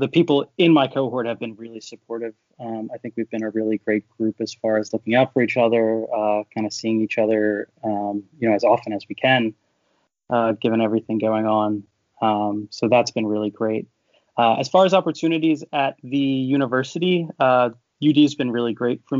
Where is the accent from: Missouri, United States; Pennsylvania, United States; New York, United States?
Pennsylvania, United States; Philadelphia area; I grew up around here